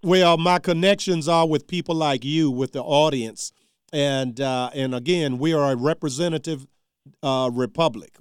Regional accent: Charles City County, Virginia, United States; moved away; my hometown since I left.

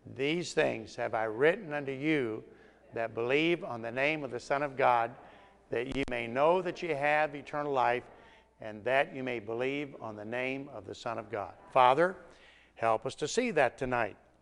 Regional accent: Tennessee, United States; I'm from Tennessee

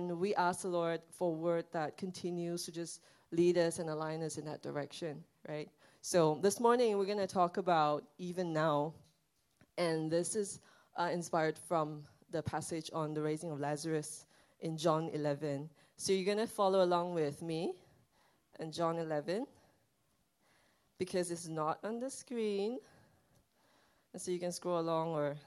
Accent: Sabah, Malaysia; now in Singapore; my family and I, we went back to my hometown

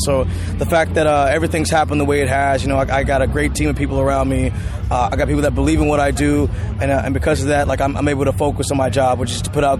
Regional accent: Seattle, Washington, United States; following the footsteps of one … who came from my hometown as well, in my home neighborhood.

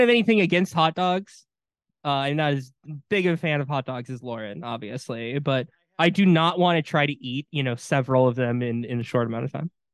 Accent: Wisconsin, United States; growing up in Wisconsin.

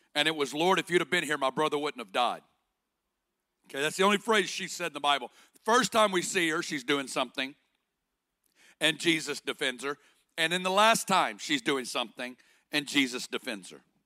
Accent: Northwest Arkansas, United States; accent: Arkansas; moved away as an adult; also born or lived in Kansas City; I got born and raised in Northwest Arkansas

